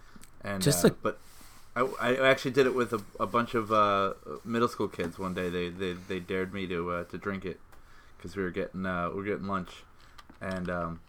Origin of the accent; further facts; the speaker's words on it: New York, United States; we're from New York